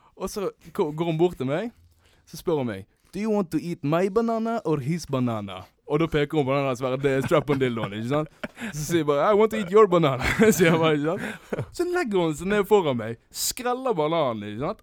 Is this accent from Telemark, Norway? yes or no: no; Sotra, Bergen area, Vestland, Norway; Jeg er jo fra Sota, da, i bergensområdet